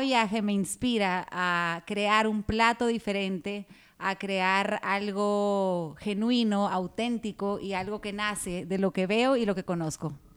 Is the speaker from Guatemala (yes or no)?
yes; Guatemala; moved away as an adult; now in Dominican Republic; yo soy guatemalteca, pero me siento dominicana de corazón